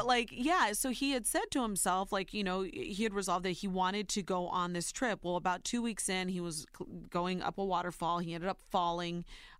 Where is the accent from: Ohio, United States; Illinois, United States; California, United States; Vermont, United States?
Ohio, United States; now in New York, United States; I call myself a New Yorker now. I'm born and raised in Ohio, but now I truly believe that I am a New Yorker.